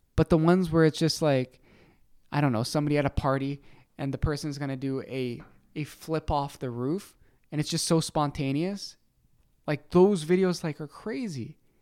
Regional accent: Canada

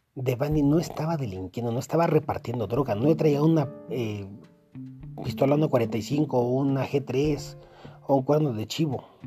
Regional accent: Mexico; como mexicano

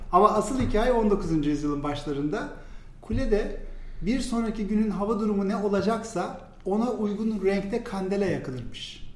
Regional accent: İzmir, Turkey; moved away as an adult; now in Istanbul, Turkey; 1979 ee, İzmir doğumluyum

